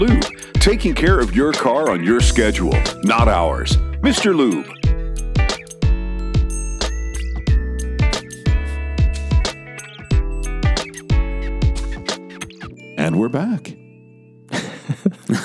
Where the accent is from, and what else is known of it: Vancouver, British Columbia, Canada; born or raised there; moved away